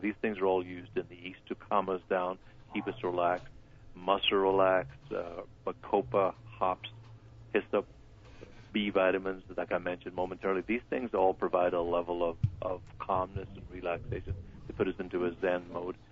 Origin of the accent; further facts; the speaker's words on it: Ireland; now in Ventura County, United States; kids growing up in Ireland